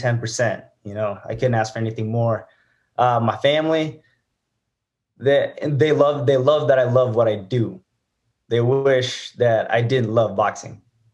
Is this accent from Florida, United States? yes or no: no; Reno, Nevada, United States; I'm born and raised here in Reno.